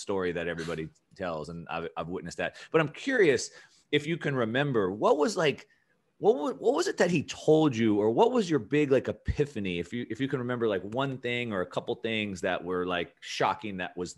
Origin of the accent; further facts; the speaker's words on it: California, United States; I grew up in Southern California.